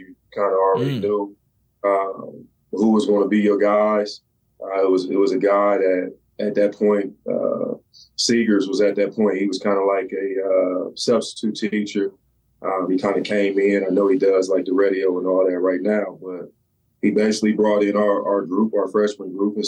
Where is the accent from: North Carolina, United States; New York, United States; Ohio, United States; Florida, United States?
Ohio, United States; Columbus; I grew up everywhere in Columbus